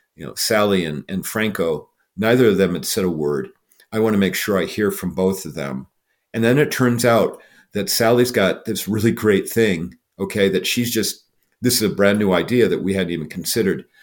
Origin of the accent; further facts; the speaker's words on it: Iowa, United States; I grew up in Iowa